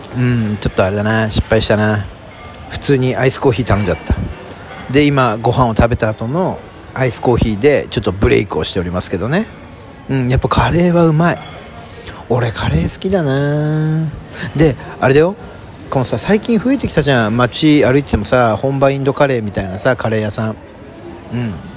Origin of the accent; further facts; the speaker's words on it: southern Saitama Prefecture, Japan; 私の出身であります埼玉県南部